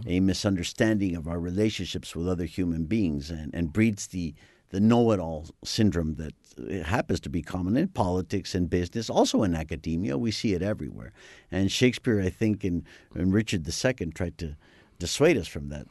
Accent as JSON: {"language": "English", "region": "Mexico City", "country": "Mexico", "tie": "born or raised there", "said": "growing up in the Anglo-Saxon community, which is a very strong and very large com, very influential community in, uh, in Mexico"}